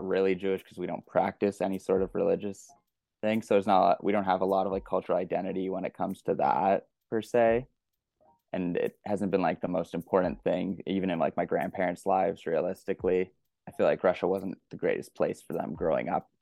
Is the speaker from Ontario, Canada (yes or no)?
yes; Georgetown, Ontario, Canada; I grew up in Georgetown, Ontario